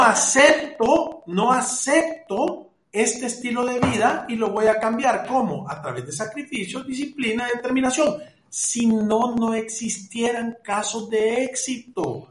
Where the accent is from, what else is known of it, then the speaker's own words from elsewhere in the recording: El Salvador; como los salvadoreños que somos